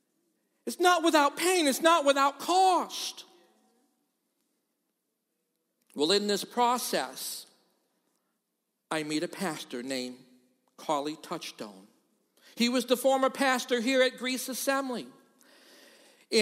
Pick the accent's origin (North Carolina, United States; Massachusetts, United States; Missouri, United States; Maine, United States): Massachusetts, United States; Boston; moved away as an adult; now in Rochester, United States; I'm from Boston.